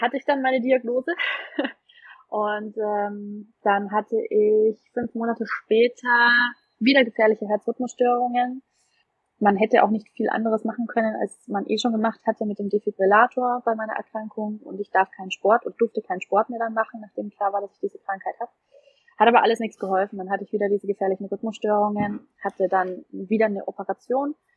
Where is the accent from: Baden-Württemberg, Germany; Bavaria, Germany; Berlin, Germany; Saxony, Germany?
Bavaria, Germany; Nuremberg; ich komme ja aus Nürnberg